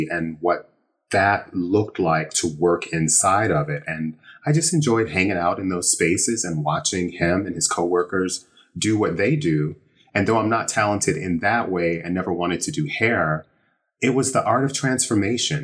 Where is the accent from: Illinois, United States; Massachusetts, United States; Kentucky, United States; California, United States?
Illinois, United States; moved away as an adult; also born or lived in Chicago / San Francisco; now in New York, United States; I grew up in what most would consider a small town, about an hour outside of Chicago. So I was a Midwest kid